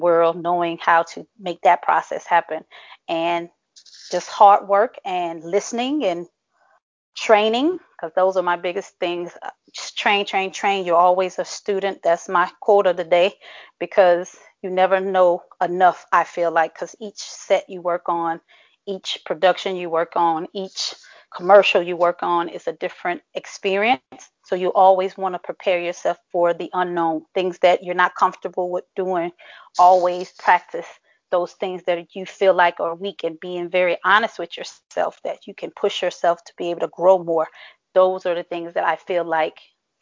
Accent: Shreveport, Louisiana, United States; I'm originally from Shreveport, Louisiana

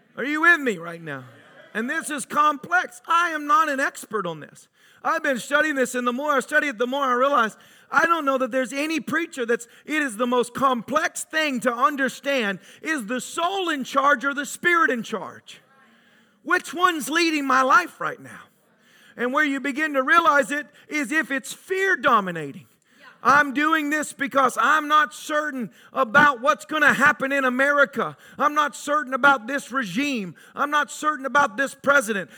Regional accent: Tennessee, United States; growing up in Tennessee, good old boys, rednecks, whatever you want to call us

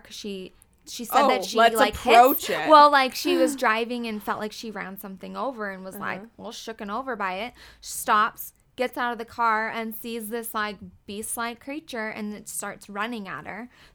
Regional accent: Elkhorn, Wisconsin, United States; moved away as an adult; I grew up in Elkhorn, Wisconsin, which is where the beast was sighted. I grew up my whole life there

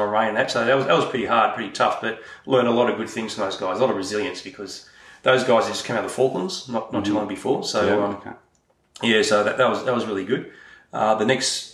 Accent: Australia

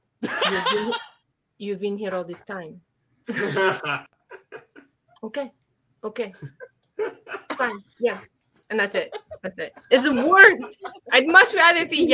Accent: Canada; I'm Canadian.

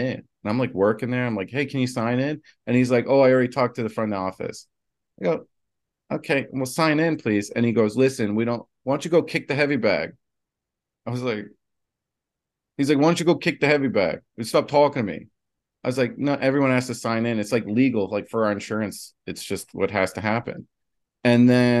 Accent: New Jersey, United States; I'm from Jersey

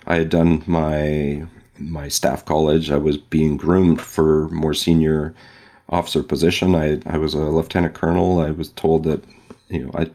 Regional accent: West Coast, United States; moved away; I grew up on the West Coast

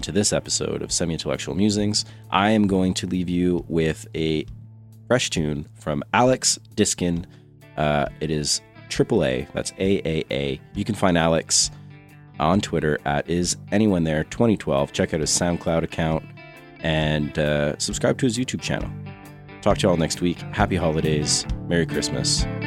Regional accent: Quebec, Canada; I'm from Quebec

